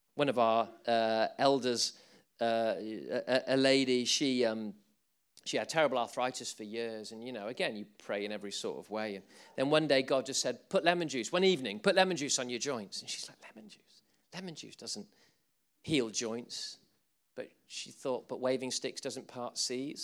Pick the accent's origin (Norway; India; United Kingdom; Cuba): United Kingdom; England; We're English.